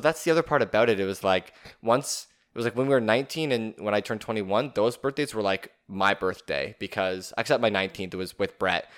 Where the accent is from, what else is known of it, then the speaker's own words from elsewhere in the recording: Canada; as a Canadian